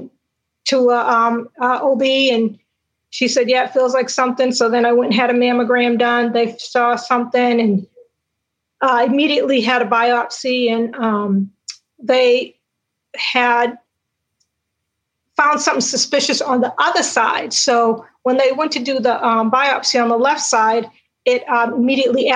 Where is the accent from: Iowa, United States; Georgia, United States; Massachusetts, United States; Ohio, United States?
Massachusetts, United States; Cambridge; now in Greensboro, United States; I'm from Cambridge, which is just 40-some miles apart.